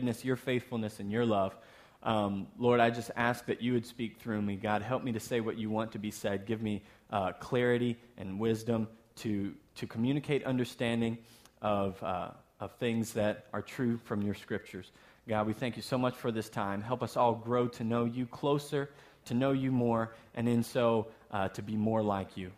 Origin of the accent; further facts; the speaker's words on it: the South, United States; moved away; also born or lived in Texas; I'm from the South, so we say soda